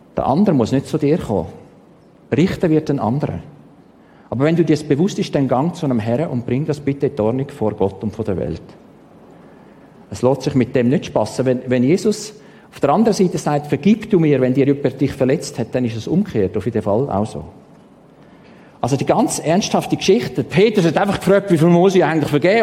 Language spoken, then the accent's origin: German; Stein, St. Gallen, Switzerland; Ich bin in Stein im Toggenburg aufgewachsen